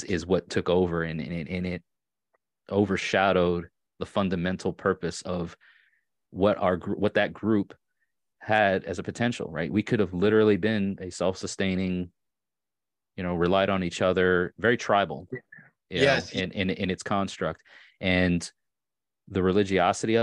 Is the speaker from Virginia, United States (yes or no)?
no; Long Island, New York, United States; accent: Long Island; moved away as an adult; also born or lived in Orange County, New York / Hudson Valley, New York; now in Tennessee, United States; I was born and raised on Long Island. And sometimes, depending on how upset I am and or how much I've had to drink, the Long Island accent comes out a bit more